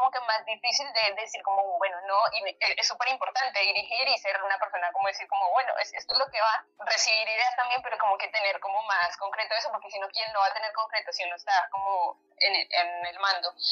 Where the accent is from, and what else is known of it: Colombia; moved away as an adult; now in Argentina